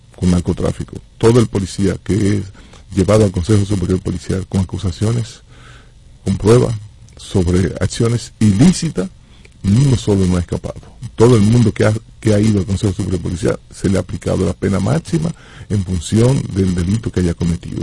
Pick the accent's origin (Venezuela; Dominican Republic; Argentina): Dominican Republic; Santo Domingo, Distrito Nacional; yo soy de Cristo Rey yo soy de barrio